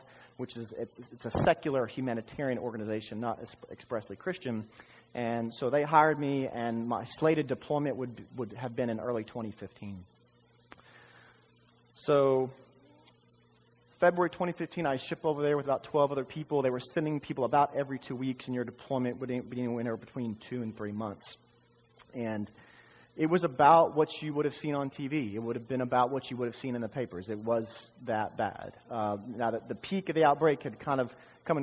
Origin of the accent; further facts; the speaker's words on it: Dallas, Texas, United States; also born or lived in Austin, Texas; I was born in Dallas, Texas